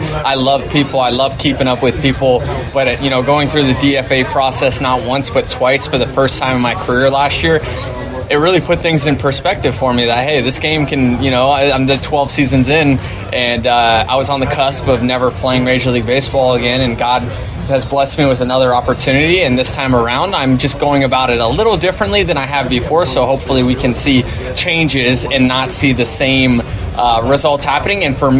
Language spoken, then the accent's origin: English; Tampa, Florida, United States; Yeah, I think more. Just so it's my hometown, you know, there's a lot. There was a lot of people supporting me